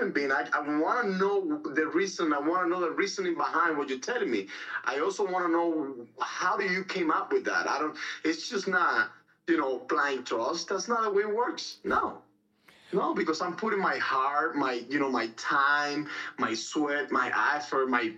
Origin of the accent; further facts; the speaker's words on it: Cuba; moved away; I was born and raised in Cuba